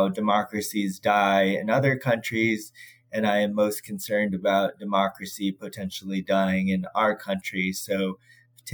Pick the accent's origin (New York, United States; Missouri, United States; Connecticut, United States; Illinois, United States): Missouri, United States; St. Louis; I'm from St. Louis, Missouri